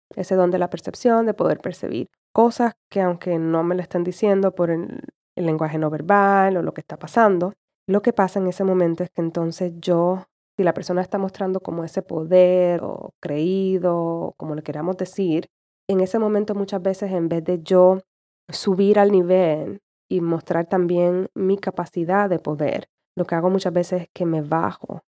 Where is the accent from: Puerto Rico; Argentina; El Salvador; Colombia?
Puerto Rico; como puertorriqueña, fui criada y todavía tengo esa mentalidad